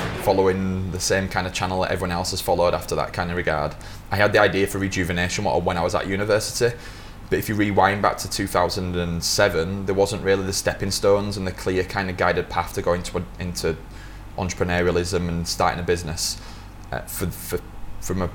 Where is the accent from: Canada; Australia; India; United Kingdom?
United Kingdom; Yorkshire and the Humber; moved away; also born or lived in Lancaster; I grew up in Yorkshire to start with. I went to the university at Lancaster